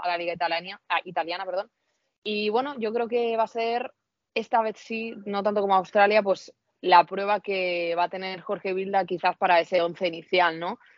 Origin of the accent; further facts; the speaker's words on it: Spain; yo soy española, muy española